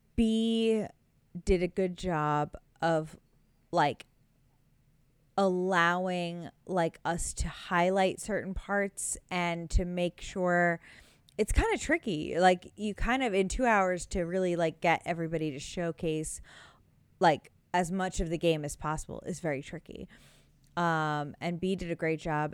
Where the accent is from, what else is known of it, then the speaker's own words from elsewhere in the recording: United States; me as an American